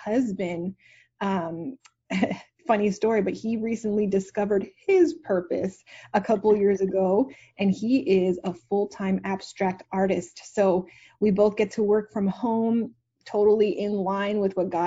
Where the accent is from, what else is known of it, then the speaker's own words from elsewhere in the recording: Montreal, Quebec, Canada; now in Dallas, United States; I'm actually originally from Montreal, Canada. So I'm not an American